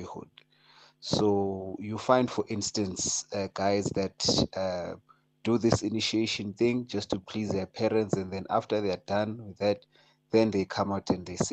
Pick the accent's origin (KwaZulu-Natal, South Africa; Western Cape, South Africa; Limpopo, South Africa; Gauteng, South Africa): Gauteng, South Africa; I grew up here in Gauteng